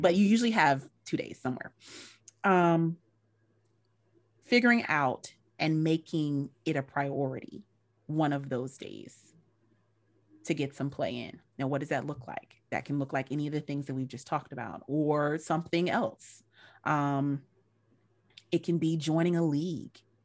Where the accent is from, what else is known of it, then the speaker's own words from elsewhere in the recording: North Carolina, United States; moved away; I'm a country girl, I'm from North Carolina originally